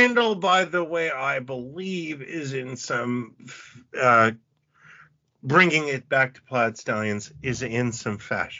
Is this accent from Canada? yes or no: yes; Canada; because we're Canadian